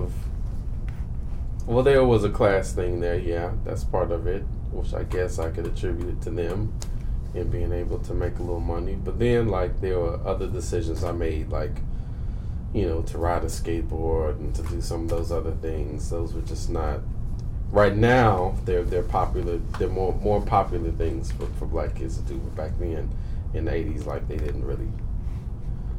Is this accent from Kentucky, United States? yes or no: no; Houston, Texas, United States; also born or lived in Missouri City, Texas; I'm from Houston, so originally Hyam Clark area. That's where I first lived.